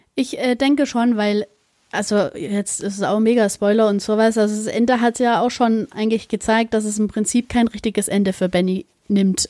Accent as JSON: {"language": "German", "country": "Germany", "said": "bei uns in Deutschland"}